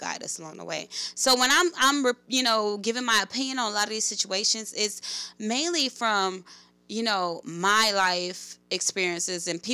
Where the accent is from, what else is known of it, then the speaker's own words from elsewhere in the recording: Oakland, California, United States; I grew up in West Oakland, California